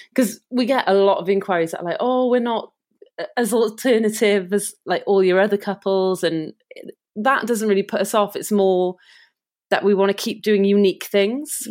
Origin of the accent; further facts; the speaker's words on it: Cardiff, Wales, United Kingdom; we're from Cardiff